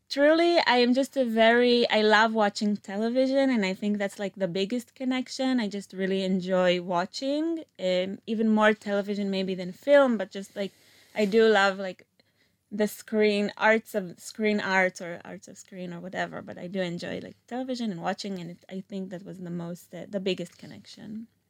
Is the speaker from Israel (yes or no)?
yes; Meitar, Southern District, Israel; also born or lived in Philadelphia; originally, I'm from Meital, which is next to Beersheba, like a small suburb.